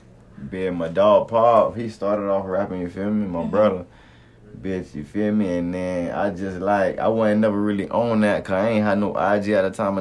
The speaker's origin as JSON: {"language": "English", "town": "Pompano Beach", "region": "Florida", "country": "United States", "said": "I'm from Pompano Beach, Florida, across town."}